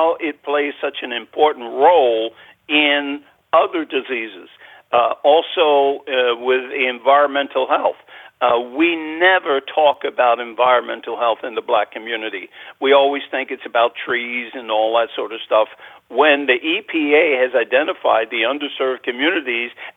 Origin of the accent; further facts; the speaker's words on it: New York City, New York, United States; I was born and raised in Spanish Harlem in New York